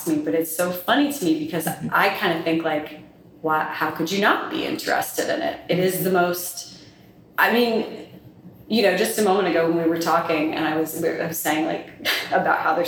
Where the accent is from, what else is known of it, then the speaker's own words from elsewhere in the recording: North Carolina, United States; moved away as an adult; also born or lived in Colorado; now in Louisiana, United States; I'm originally from North Carolina, you know, grew up in the South and grew up around history and history museums.